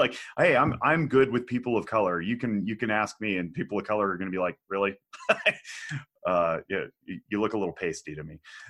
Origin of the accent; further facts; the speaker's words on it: Reno, Nevada, United States; I'm a white male born and raised in Reno, Nevada, I'm fifth generation.